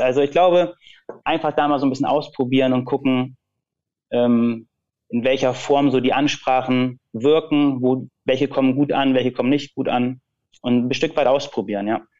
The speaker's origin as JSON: {"language": "German", "area": "Lüneburg district", "region": "Lower Saxony", "country": "Germany", "said": "ich komme ja aus dem Bezirk Lüneburg"}